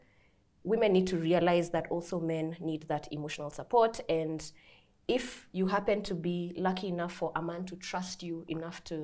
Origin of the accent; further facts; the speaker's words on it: Nairobi, Kenya; we both grew up in Nairobi